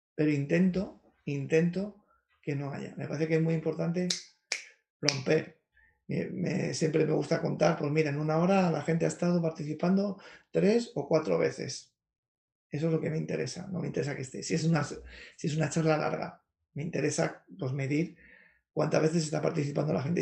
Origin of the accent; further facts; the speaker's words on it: Madrid, Community of Madrid, Spain; Sí, yo soy de Carabanchel, de Madrid, que no es el mejor barrio de Madrid, tampoco es el peor, un barrio normal, es un barrio obrero